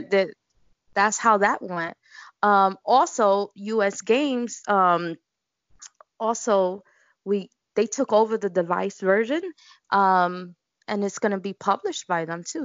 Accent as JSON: {"language": "English", "town": "New York City", "region": "New York", "country": "United States", "tie": "born or raised there", "said": "I grew up in Bushwick, Brooklyn, and in Bushwick we just incorporate everything"}